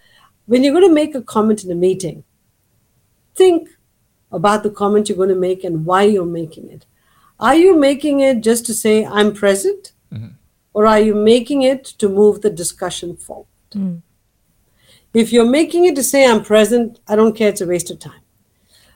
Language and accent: English; Chennai, Tamil Nadu, India; moved away as an adult; now in United States; growing up in Madras